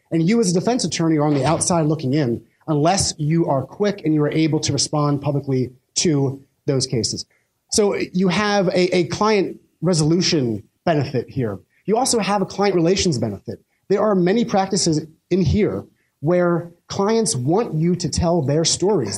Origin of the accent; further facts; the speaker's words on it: Pennsylvania, United States; in my home state of Pennsylvania